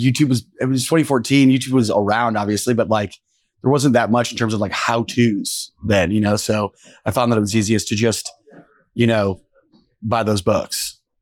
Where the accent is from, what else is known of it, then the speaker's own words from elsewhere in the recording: Noblesville, Indiana, United States; I'm from Noblesville, yeah.